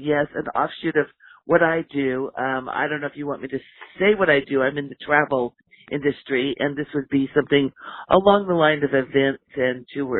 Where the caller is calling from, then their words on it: Oregon, United States; I'm calling in from Oregon.